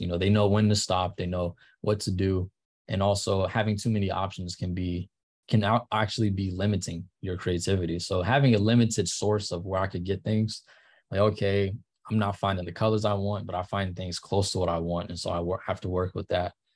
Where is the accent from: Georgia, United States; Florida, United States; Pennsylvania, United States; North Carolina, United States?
North Carolina, United States; Charlotte; moved away as an adult; also born or lived in Ohio; now in Los Angeles, United States; I grew up in Charlotte